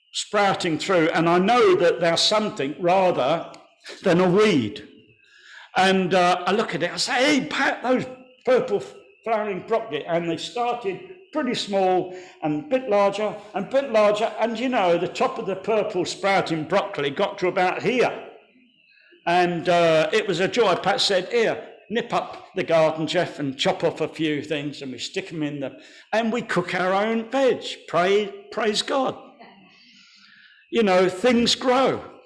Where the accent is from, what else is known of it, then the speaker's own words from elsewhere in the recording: Kent, South East England, United Kingdom; I was born in Kent.